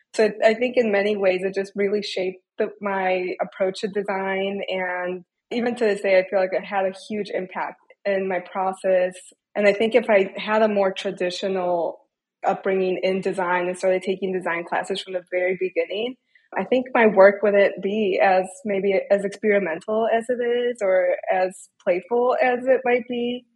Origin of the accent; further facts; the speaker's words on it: Detroit, Michigan, United States; I grew up in Metro Detroit